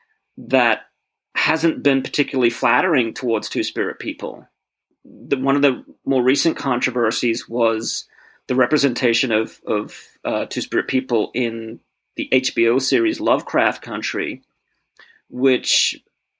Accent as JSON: {"language": "English", "country": "Australia", "tie": "born or raised there", "moved": "as an adult", "lives_now": "United States", "said": "I grew up in Australia, or came of age in Australia in the late 1980s and early 1990s"}